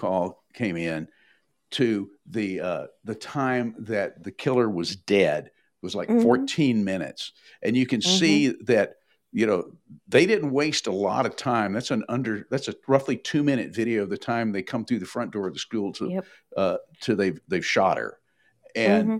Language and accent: English; Nashville, Tennessee, United States; my hometown of Nashville